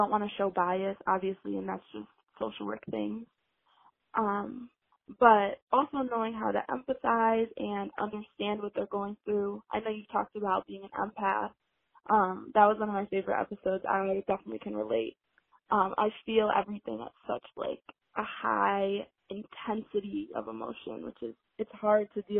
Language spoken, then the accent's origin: English; Rochester, New York, United States; I'm from Rochester, New York. So I'm from upstate New York